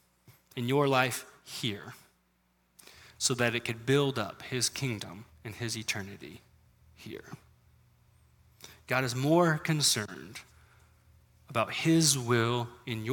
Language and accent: English; United States; as American Christians